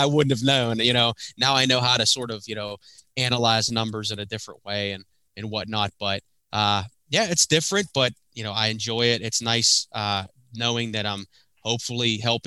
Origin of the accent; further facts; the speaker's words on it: Pittsburgh, Pennsylvania, United States; born and raised in Pittsburgh